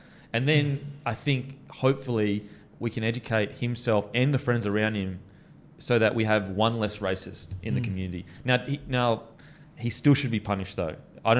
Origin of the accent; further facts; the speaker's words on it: Australia; How proud should we be as Aussies that the oldest culture in the world, we get to share the land with it?